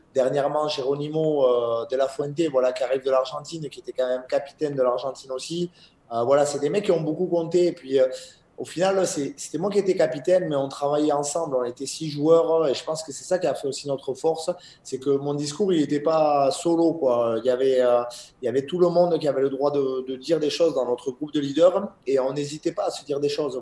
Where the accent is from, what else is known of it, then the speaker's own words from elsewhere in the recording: Bayonne, Nouvelle-Aquitaine, France; je suis natif de Bayonne